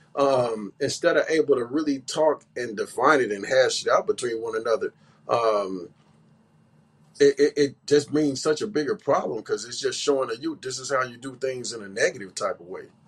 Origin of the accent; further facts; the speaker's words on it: Bay Area, California, United States; I grew up in the Bay Area, so I go way back